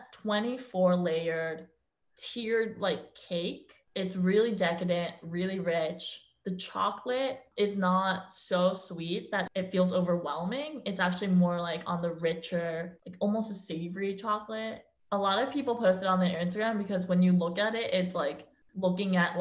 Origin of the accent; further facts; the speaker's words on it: Tenafly, New Jersey, United States; now in New York, United States; I'm originally from New Jersey, actually, the small town called Tenafly, and it's only 20 minutes away from New York City